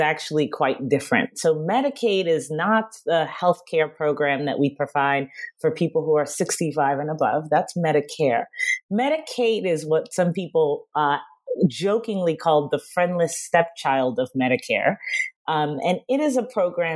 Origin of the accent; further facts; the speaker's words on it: New York City, New York, United States; I'm from Queens.